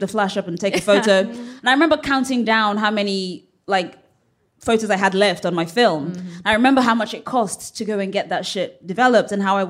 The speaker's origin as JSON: {"language": "English", "region": "England", "country": "United Kingdom", "said": "But I was born in England too"}